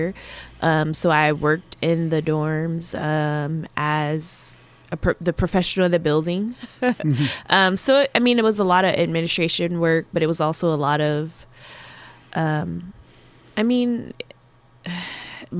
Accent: Buffalo, New York, United States; moved away as an adult; now in Spokane, United States; originally I am from Buffalo, New York. I was raised in Buffalo, and that's home

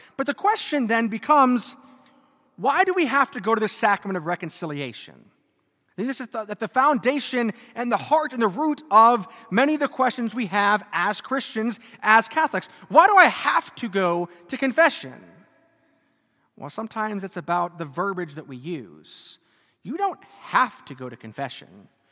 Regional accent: Germany; moved away; I grew up in Germany

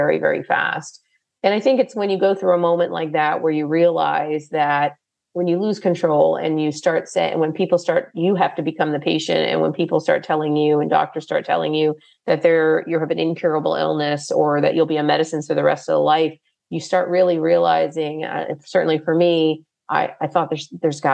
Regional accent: United States; growing up and born and raised in America

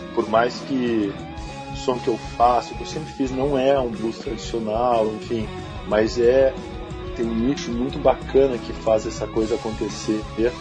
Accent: Rio Grande do Sul, Brazil; now in Rio de Janeiro, Brazil; minha terra, assim, do lugar onde eu vi

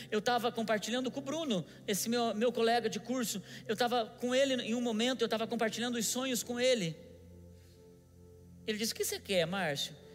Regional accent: São José, Brazil; now in Curitiba, Brazil; sou de São José, meu pai também mora em São José, e não sei o quê, mas eu moro aqui em Curitiba e tal.

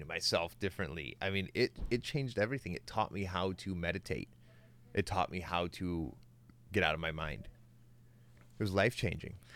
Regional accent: United States; I'm from America

